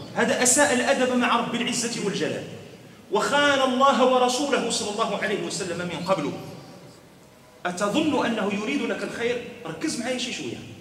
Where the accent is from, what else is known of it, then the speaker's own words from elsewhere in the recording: Morocco; حنا عندنا في المغرب